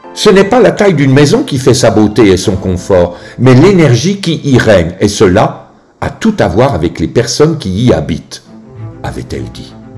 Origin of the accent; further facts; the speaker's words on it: Grandvillars, Bourgogne-Franche-Comté, France; Grand Villard est mon village natal